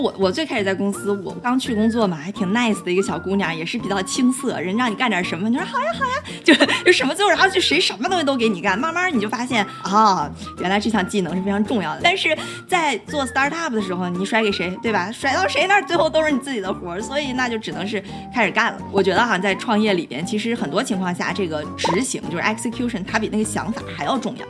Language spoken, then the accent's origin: Chinese; Dalian, Liaoning, China; moved away; 我自己是在国内长大的，大连土生土长